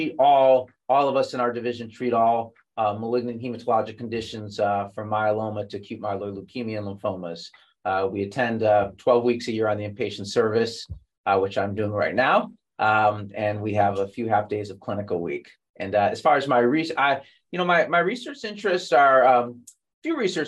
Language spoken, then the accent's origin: English; Chicago, Illinois, United States; moved away as an adult; now in San Diego, United States; I'm originally from Chicago, then I made my way gradually out west to San Diego